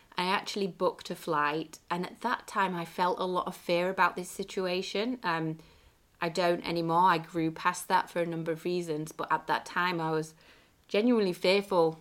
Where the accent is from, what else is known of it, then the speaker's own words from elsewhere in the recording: England, United Kingdom; my hometown in the U K